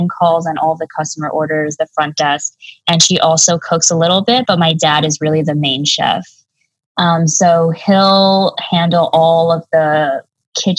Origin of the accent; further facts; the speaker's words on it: United States; also born or lived in China; my dad came to bring me to the United States when I was 1 year old